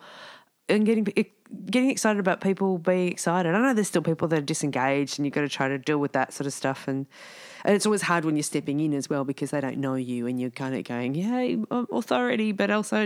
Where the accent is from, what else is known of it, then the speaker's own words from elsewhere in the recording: Dandenong, Victoria, Australia; But I'm from Dandenong